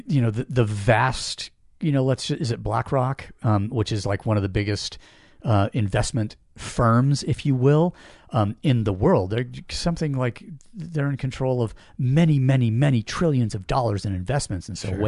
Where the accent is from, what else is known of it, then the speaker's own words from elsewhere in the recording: Washington, United States; I grew up in Washington